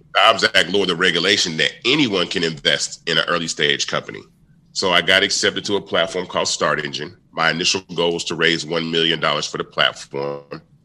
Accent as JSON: {"language": "English", "town": "Memphis", "region": "Tennessee", "country": "United States", "tie": "born or raised there", "said": "I was born in Memphis"}